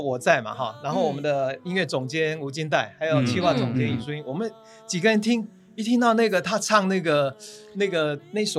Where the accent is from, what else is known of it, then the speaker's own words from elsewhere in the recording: Taiwan; 真的觉得你会以台湾就身为台湾人，真的觉得很骄傲